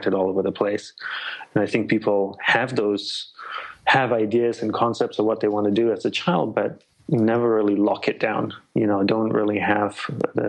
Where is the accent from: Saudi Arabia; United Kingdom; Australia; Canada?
Australia; born or raised there; moved away as an adult; also born or lived in Malaysia / Hawaii / Sri Lanka (ancestry); now in United States